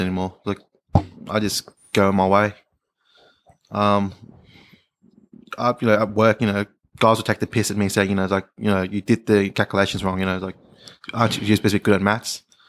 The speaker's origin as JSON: {"language": "English", "town": "Melbourne", "region": "Victoria", "country": "Australia", "tie": "born or raised there", "moved": "yes", "said": "I was born here, Monash"}